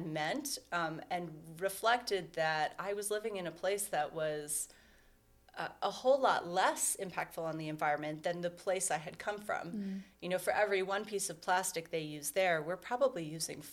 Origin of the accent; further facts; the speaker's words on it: Cleveland, Ohio, United States; moved away; I'm originally from Cleveland, and I left for 17 years, and last year I decided to come back